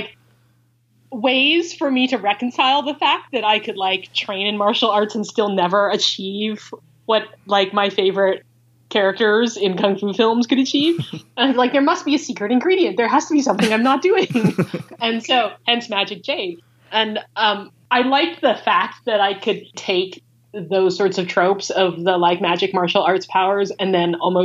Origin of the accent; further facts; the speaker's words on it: United States; we as Asian American creators